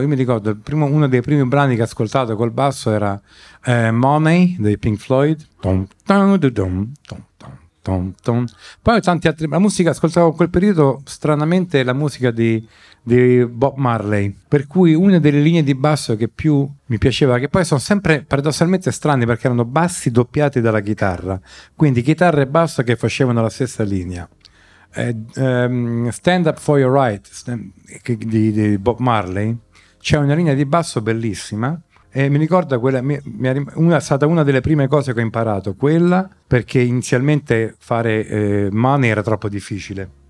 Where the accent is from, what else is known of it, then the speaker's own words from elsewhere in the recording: Rome, Lazio, Italy; sono nato e ho vissuto da bambino a Via Baldo degli Ubaldi